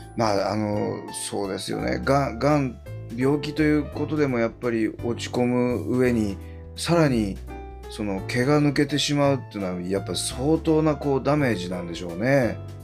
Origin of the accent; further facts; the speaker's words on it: Hiratsuka, Kanagawa, Japan; 出身が平塚市なんですよ